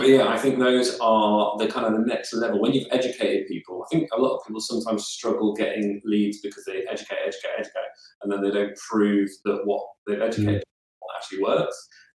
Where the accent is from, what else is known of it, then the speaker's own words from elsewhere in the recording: Southampton, South East England, United Kingdom; born there; Pochettino's left anyway, so I'm a Southampton fan. I was born